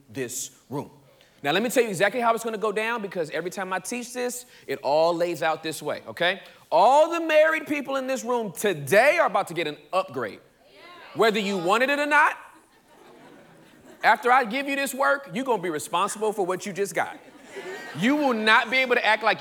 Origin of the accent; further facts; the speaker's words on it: Inglewood, California, United States; I'm from Inglewood, California. The hood part, pre-gentrification.